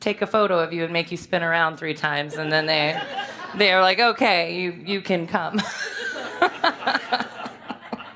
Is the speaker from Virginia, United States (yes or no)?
yes; Richmond, Virginia, United States; I'm from Richmond, and I grew up here in the West End, and went to college here, went to VCU